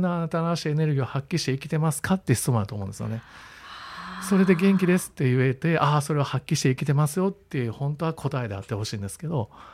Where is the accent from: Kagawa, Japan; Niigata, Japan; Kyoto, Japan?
Kyoto, Japan; 自分は京都出身